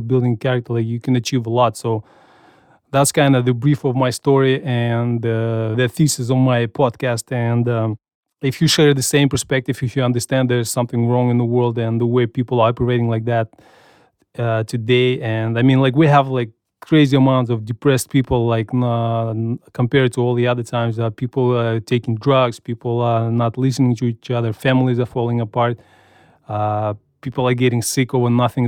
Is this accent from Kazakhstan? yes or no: yes; Kazakhstan; now in United States; I grew up in Soviet Union